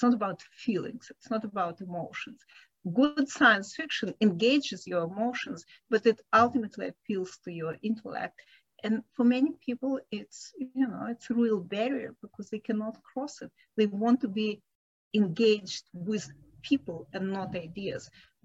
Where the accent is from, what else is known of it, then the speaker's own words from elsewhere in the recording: Ukraine; also born or lived in Israel / London / Hong Kong / Italy; now in California, United States; I was born in the USSR. So I was born in a fictional country because the country no longer exists